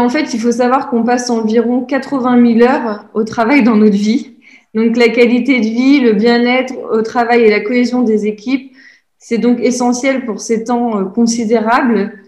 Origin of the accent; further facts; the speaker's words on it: Normandy, France; moved away as an adult; now in Lyon, France; je suis originaire de Normandie. Cela fait déjà plus de trois ans que je vis à Lyon.